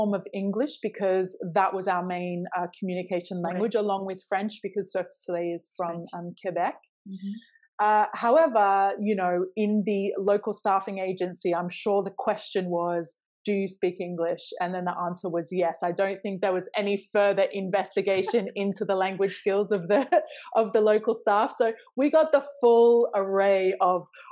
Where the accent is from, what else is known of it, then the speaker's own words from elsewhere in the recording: Australia; moved away; I grew up in Australia, but neither of my parents are from Australia.